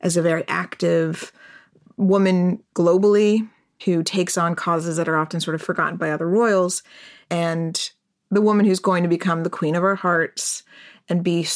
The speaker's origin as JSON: {"language": "English", "region": "New York", "country": "United States", "said": "as a New Yorker"}